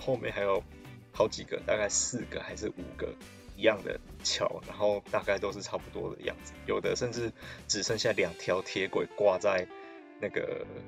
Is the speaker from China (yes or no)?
no; Taiwan; 我可以对我家乡过去发展的历史更了解一点，以及等于就是对我的家乡这一块土地更亲近的那种感觉